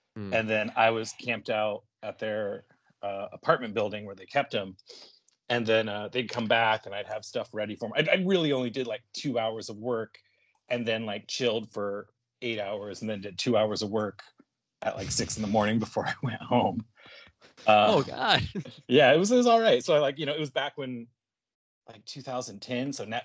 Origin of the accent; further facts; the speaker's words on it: Indiana, United States; moved away as an adult; also born or lived in New Jersey; I grew up and born and raised in Indiana, and then I moved out to New Jersey to go to Kubert School